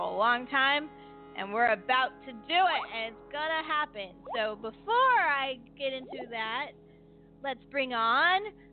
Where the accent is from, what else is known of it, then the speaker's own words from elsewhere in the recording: California, United States; also born or lived in Lagunitas, California; I am from California